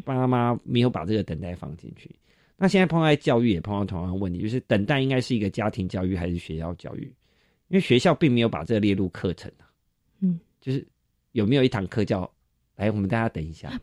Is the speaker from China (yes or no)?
no; Taiwan; 我们台湾人就是特爱排队嘛